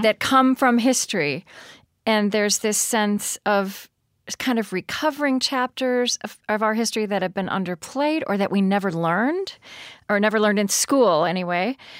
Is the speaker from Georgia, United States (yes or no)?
no; Oklahoma, United States; I grew up in Oklahoma